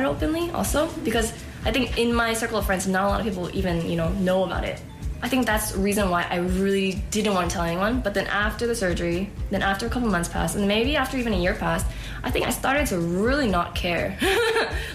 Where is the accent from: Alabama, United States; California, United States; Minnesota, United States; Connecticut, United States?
California, United States; Oakland; I'm from Oakland, California